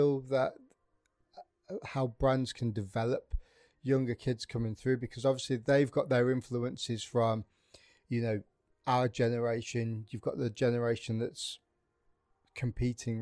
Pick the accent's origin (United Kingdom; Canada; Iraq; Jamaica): United Kingdom; the Midlands, England; moved away; I'm from the Midlands in the UK